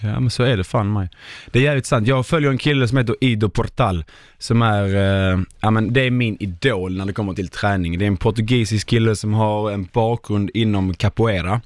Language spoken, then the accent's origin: Swedish; Sweden; vi svenskar